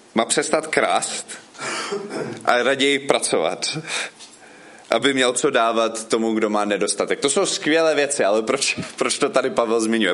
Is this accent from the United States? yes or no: yes; United States; Czech is a second language; moved away as an adult; now in Frenštát pod Radhoštěm, Czech Republic; já jsem původně ze Spojených států, ale už tady bydlím od 2004